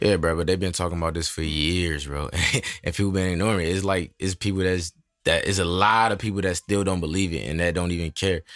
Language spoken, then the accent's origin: English; Michigan, United States; I'm from Michigan.